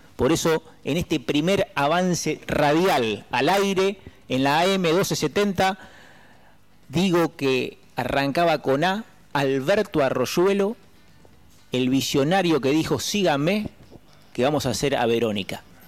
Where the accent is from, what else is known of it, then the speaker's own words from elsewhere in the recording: Berisso, Buenos Aires Province, Argentina; soy de la raza del inmigrante, soy de Berizo